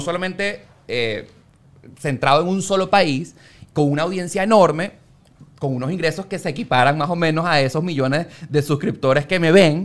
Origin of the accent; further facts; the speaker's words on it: Valencia, Carabobo, Venezuela; moved away; also born or lived in Caracas; yo soy de Valencia, me mudé para Caracas